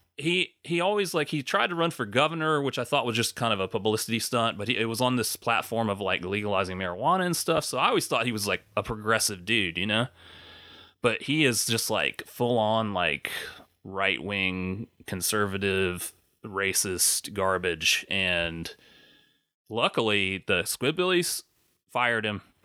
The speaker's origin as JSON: {"language": "English", "region": "South Carolina", "country": "United States", "tie": "born or raised there", "said": "where I grew up in South Carolina"}